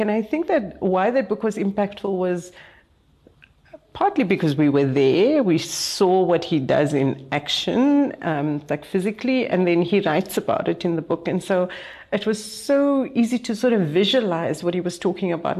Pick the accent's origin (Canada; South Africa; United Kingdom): South Africa; Cape Town, Western Cape; I come from Cape Town